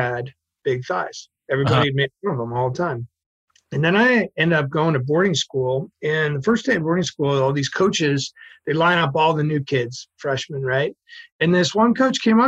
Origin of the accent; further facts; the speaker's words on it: Massachusetts, United States; moved away; also born or lived in San Francisco; I'm from Massachusetts originally